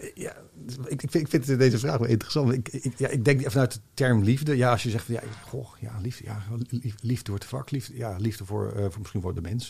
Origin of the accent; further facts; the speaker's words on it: Rotterdam, South Holland, Netherlands; ik ben op Zuid opgegroeid.